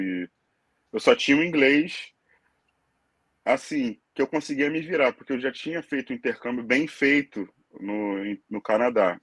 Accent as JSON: {"language": "Portuguese", "town": "Angra dos Reis", "region": "Rio de Janeiro", "country": "Brazil", "tie": "born or raised there", "moved": "as an adult", "lives_now": "Dublin, Ireland", "said": "eu sou nasci em Angra dos Reis, mas fui morar no Rio de Janeiro com 14 anos. E de lá para cá, fiquei no, no Rio"}